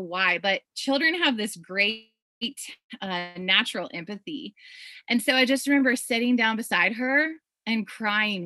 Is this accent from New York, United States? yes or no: no; Iowa, United States; I grew up in Iowa on a farm, on a little small farm